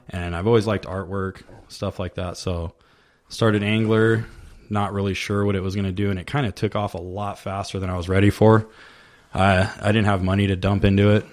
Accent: Vista, California, United States; also born or lived in Oceanside, California; now in Temecula, United States; I grew up in Vista, which is North okay. County, San Diego, and then I lived in Oceanside for a long time.

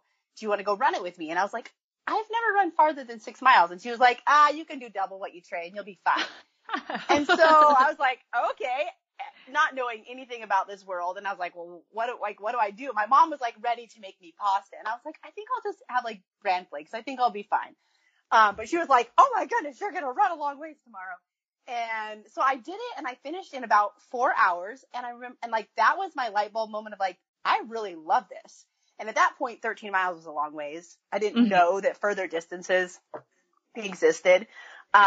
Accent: Wyoming, United States; also born or lived in Iowa; now in Oregon, United States; I grew up in Wyoming, so grew up in a big family

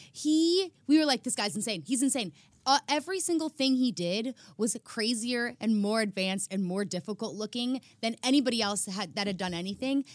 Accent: Chicago, Illinois, United States; moved away; I'm from Chicago

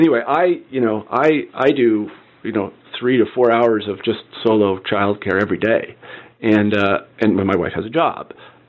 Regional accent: Midwest, United States; I mean, I know that I was brought up in the Midwest, and I was a jock, and all these other things.

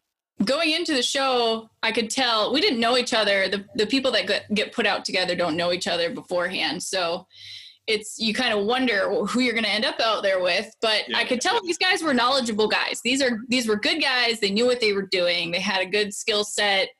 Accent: Idaho, United States; now in Montana, United States; I was born and raised in Idaho, and I live in Montana now.

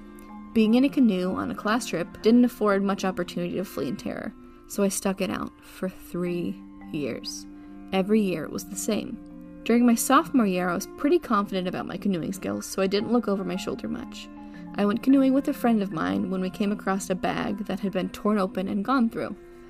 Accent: New Jersey, United States; I spent a lot of time in the Pine Barrens when I was growing up in New Jersey

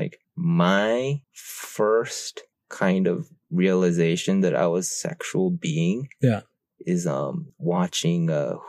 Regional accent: Japan; so I'm from Japan. So I'll go to Japan every summer and I'll go to school there.

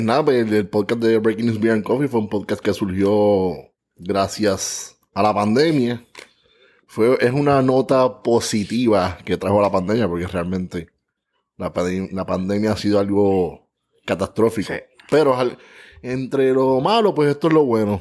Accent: San Juan, Puerto Rico; natural de San Juan, Puerto Rico

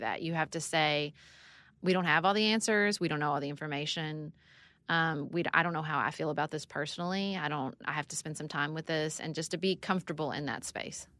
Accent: Paducah, Kentucky, United States; moved away as an adult; also born or lived in Washington, D.C.; I moved back to Paducah, Kentucky, my hometown

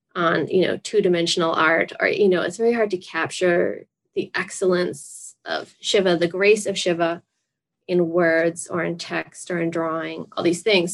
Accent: Massachusetts, United States; I'm from Massachusetts

